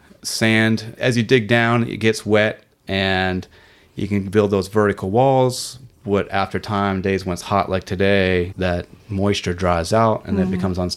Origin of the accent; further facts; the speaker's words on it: Nova Scotia, Canada; moved away as an adult; now in Outer Banks, United States; I was born in Canada, so I have dual citizenship